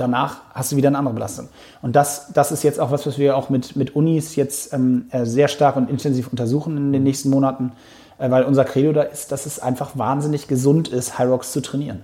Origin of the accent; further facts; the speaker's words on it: Hamburg, Germany; für einen gebürtigen Hamburger